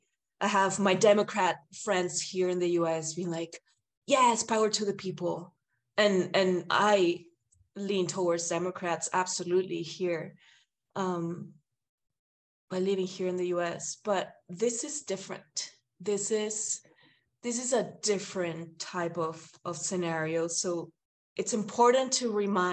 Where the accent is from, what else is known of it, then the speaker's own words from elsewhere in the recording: Lima, Peru; I'm a Limeña, and when I go deep into my country, I don't even say I'm Limeña